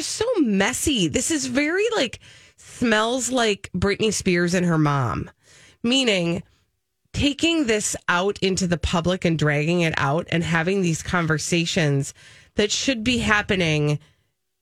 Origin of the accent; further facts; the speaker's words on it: Minnesota, United States; as a Minnesotan